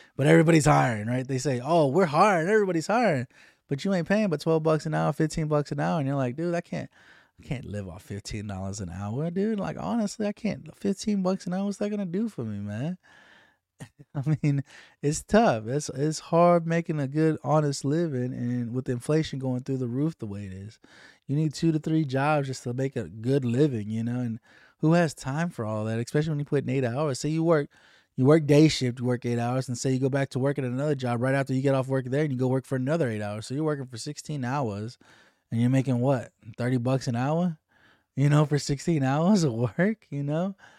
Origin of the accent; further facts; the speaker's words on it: United States; as American citizens